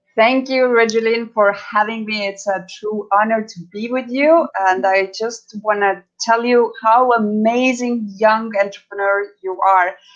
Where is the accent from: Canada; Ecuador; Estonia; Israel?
Estonia; now in Los Cabos, Mexico; I am from Estonia, which is previous Soviet com- uh, Soviet Union country.